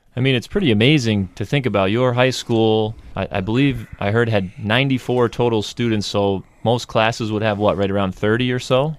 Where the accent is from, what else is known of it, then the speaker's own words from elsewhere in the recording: Gilbertsville, New York, United States; I'm from Gilbert, so I went to G M U